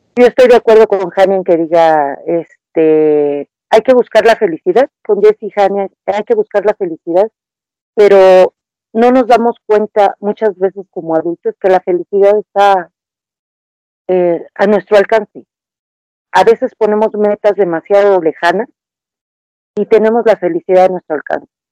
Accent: Mexico; yo en este caso hablo de México

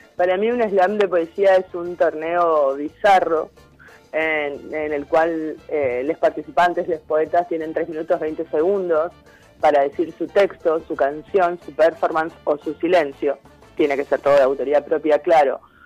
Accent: Chaco, Argentina; now in El Bolsón, Argentina; yo soy de Chaco

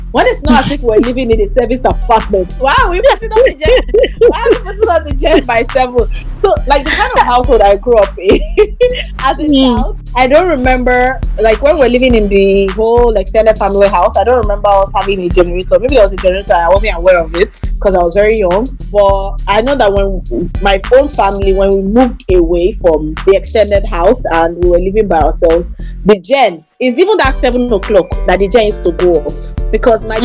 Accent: Lagos, Nigeria; I grew up in Lagos

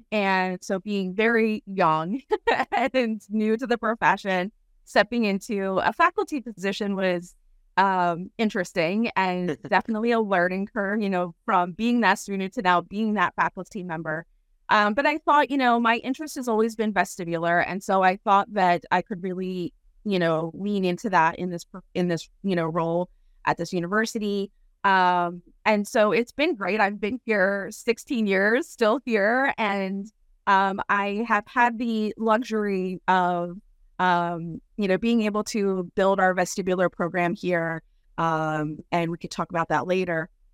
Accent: Philadelphia, Pennsylvania, United States; moved away; I'm from Philly originally, uh, the suburbs of Philly

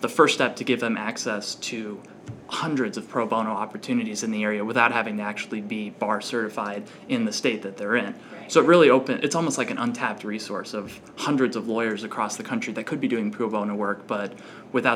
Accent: Lake Orion, Michigan, United States; I'm originally from Lake Orion, Michigan. It's about an hour north of Detroit

